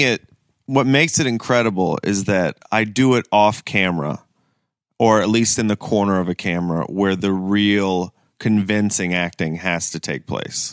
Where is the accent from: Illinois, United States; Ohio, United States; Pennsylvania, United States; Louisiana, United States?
Ohio, United States; Kent; also born or lived in Greenville, South Carolina; I grew up in Kent, Ohio